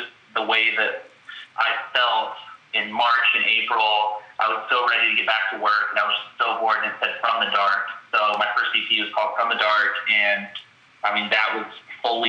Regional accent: Lafayette, Indiana, United States; now in Chicago, United States; I'm from Lafayette, Indiana

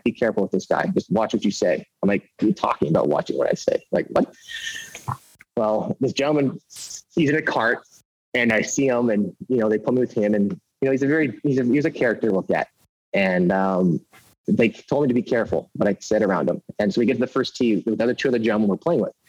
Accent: Winnipeg, Manitoba, Canada; also born or lived in Las Vegas / Scottsdale; I'm born and raised in Winnipeg

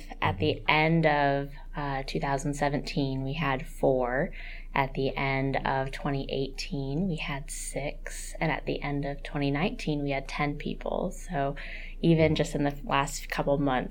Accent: Queen Creek, Arizona, United States; I grew up in Queen Creek and just had a menagerie of animals

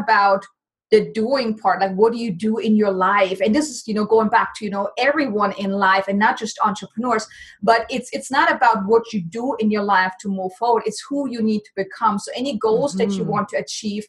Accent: Germany; moved away as an adult; now in United States; Originally, I'm from Germany, so I came to the States back in 2006

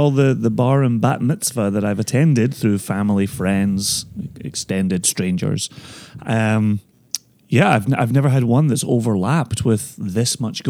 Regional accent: Scotland, United Kingdom; I am the Scotsman on the beach.

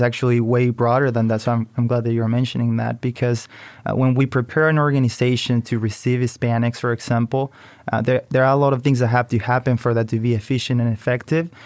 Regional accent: Chile; moved away as an adult; now in United States; I come from Chile, so I came to study business to the U S.

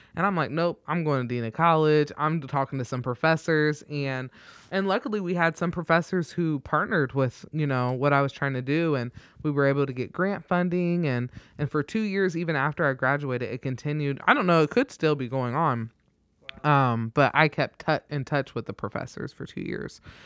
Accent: Troy, Ohio, United States; moved away as an adult; now in Omaha, United States; was born and raised in Troy

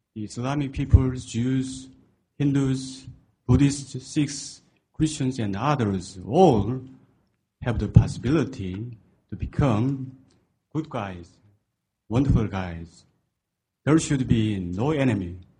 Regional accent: South Korea; I'm from South Korea

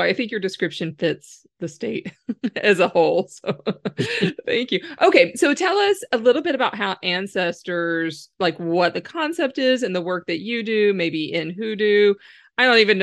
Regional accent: Louisiana, United States; I'm from Louisiana, but I'm Protestant

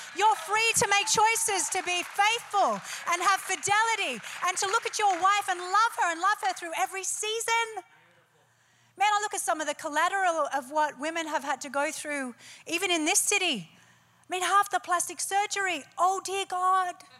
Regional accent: Australia; I'm Australian. We like it a bit noisy and robust

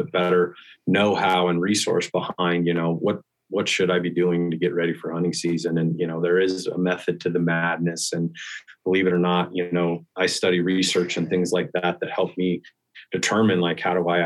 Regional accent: Western Nebraska, United States; now in Denver, United States; I grew up in Western Nebraska and got introduced to hunting at an early age.

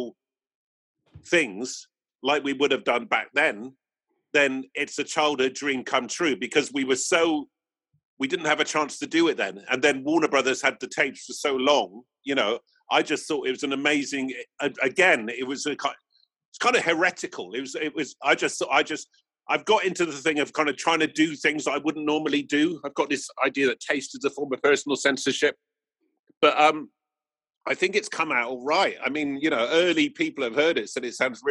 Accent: Bristol, South West England, United Kingdom; growing up in Bristol, going to sound systems and funk clubs

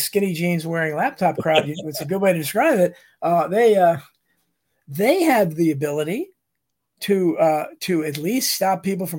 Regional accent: Northern Virginia, United States; even when I grew up in Northern Virginia, we had a street that was not far from me that was the black street. Only black families lived there.

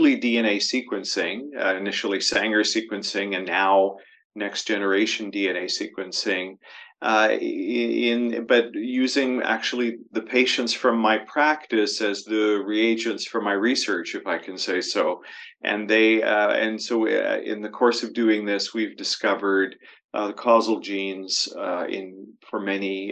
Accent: Toronto, Ontario, Canada; moved away as an adult; now in London, Canada; Toronto was my hometown

